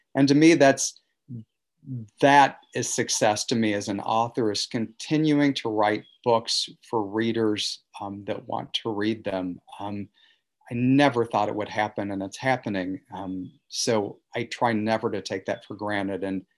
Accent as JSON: {"language": "English", "region": "the Ozarks", "country": "United States", "tie": "born or raised there", "said": "I felt, you know, as a kid growing up in the Ozarks, that there was a golden key that was passed around in Manhattan"}